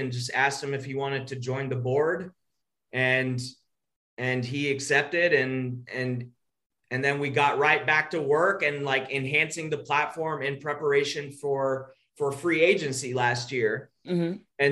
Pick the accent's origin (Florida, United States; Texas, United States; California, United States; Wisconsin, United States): Texas, United States; I'm from Texas.